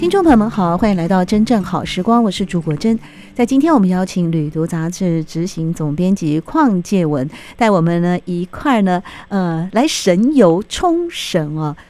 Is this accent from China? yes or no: no; Taiwan; 我们台湾人很喜欢去